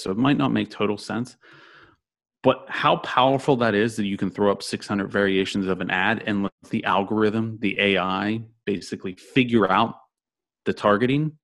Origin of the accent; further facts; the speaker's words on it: Orlando, Florida, United States; I'm from Orlando